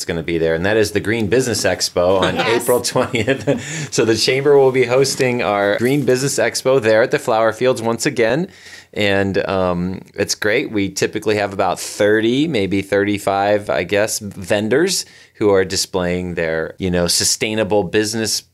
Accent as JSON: {"language": "English", "area": "North County", "region": "California", "country": "United States", "tie": "born or raised there", "said": "I grew up in North County"}